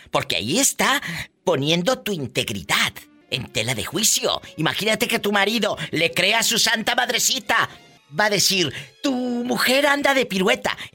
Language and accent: Spanish; Apatzingán, Michoacán, Mexico; De allí, de un lado de Apaxingán